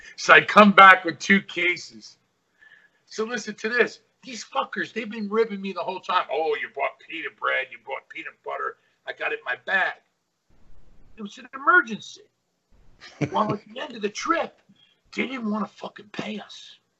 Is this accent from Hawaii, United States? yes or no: yes; Hawaii, United States; I'm from Hawaii.